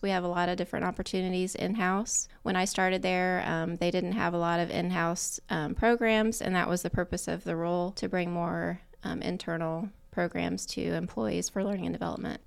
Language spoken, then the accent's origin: English; Yorktown, Indiana, United States; Grew up in Yorktown, graduated from Yorktown High School